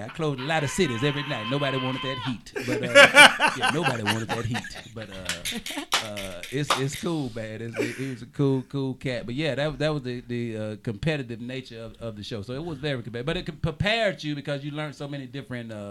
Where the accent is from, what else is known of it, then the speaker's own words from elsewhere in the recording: the South, United States; moved away as an adult; also born or lived in Georgia; now in Los Angeles, United States; I'm from the South